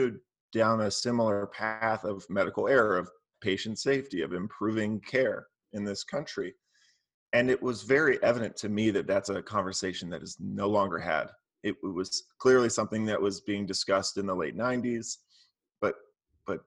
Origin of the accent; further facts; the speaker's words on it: Maryland, United States; also born or lived in Philadelphia, Pennsylvania; My childhood was mostly in Maryland, outside of DC.